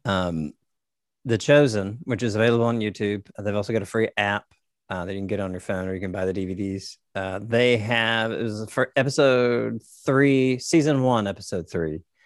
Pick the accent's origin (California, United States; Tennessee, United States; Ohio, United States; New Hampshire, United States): Tennessee, United States; Nashville; now in Corpus Christi, United States; I'm from Nashville, Tennessee, currently living in Corpus Christi, Texas